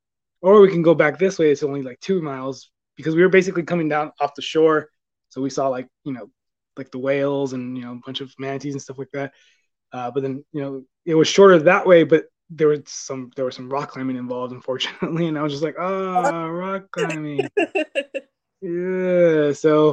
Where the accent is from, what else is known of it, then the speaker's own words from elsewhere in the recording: Southern California, United States; now in Texas, United States; I grew up in Southern California